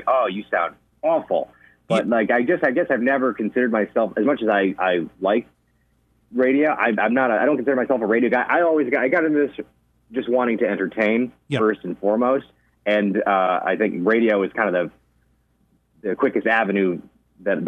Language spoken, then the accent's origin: English; Michigan, United States; moved away as an adult; also born or lived in Albany, New York; now in Hudson Valley, United States; I grew up in Michigan, and I moved to New York